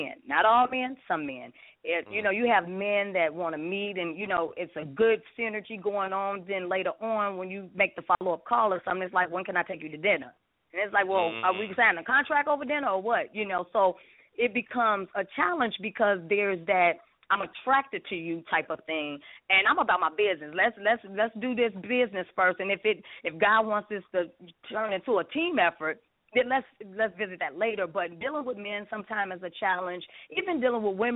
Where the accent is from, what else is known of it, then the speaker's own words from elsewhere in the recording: Chicago, Illinois, United States; now in Atlanta, United States; I'm from the Shy.